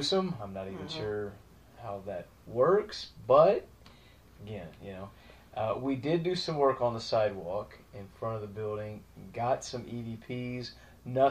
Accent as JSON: {"language": "English", "town": "Highlands", "region": "Texas", "country": "United States", "said": "I'm one of the Highlands hoods. I'm from Highlands"}